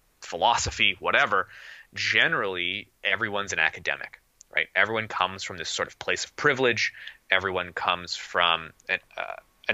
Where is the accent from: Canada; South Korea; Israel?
Canada; I'm Canadian